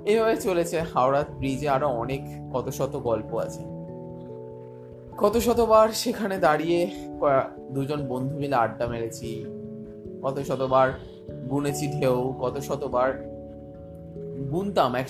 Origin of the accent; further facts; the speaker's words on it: Belur, West Bengal, India; বললাম যথারীতি আমার বাড়ি বেলুড়ে